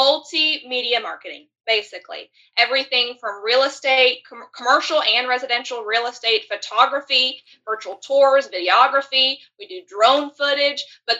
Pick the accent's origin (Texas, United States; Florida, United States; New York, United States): Florida, United States; also born or lived in Utah; I'm actually from Utah, but I've lived most of my life in Florida. Mom's family's from Utah. Dad's family's from Florida.